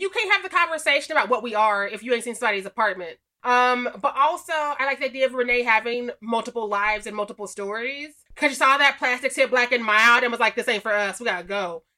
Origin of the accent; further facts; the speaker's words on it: Missouri, United States; I'm from Missouri